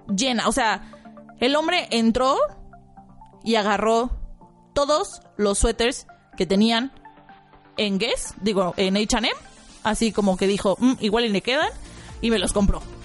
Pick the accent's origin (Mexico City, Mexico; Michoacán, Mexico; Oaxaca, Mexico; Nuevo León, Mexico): Mexico City, Mexico; yo, mmm, de México, de la Ciudad de México